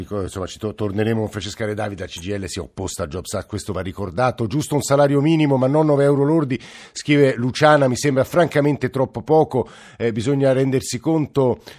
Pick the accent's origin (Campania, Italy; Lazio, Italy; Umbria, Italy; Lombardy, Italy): Lazio, Italy; Rome; Bella Italia, faccio il barellante in ospedale e poi eh, sono di Roma, lavoro nella sanità privata